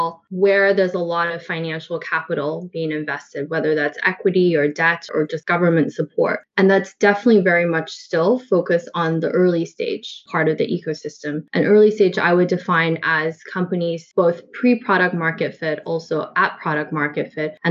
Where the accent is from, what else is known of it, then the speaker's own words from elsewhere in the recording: Canada; moved away; I'm actually Canadian, in case you're wondering where the accent is from